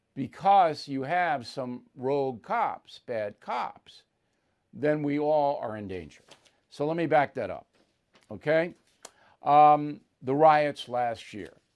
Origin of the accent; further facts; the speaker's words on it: Levittown, New York, United States; in my Levittown neighborhood